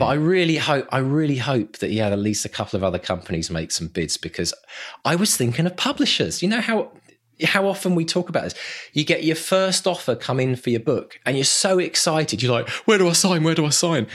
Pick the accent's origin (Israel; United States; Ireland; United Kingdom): United Kingdom; England; accent: English; my English accent